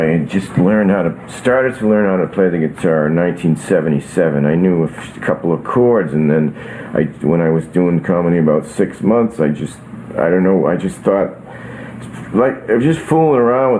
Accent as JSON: {"language": "English", "town": "Burlington", "region": "Massachusetts", "country": "United States", "tie": "born or raised there", "said": "I grew up in Burlington, Massachusetts, and we had a horse"}